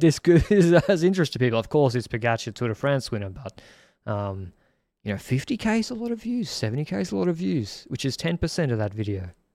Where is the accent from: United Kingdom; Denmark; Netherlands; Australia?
Australia; Brisbane, Queensland; now in Sydney, Australia; I'm from Brisbane, on the Gold Coast.